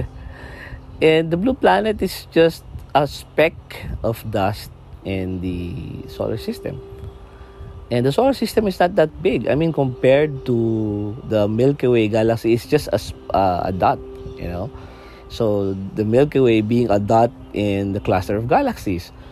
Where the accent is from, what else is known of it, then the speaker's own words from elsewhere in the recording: Philippines; sa amin sa Philippines, dito sa Philippines sa atin, no?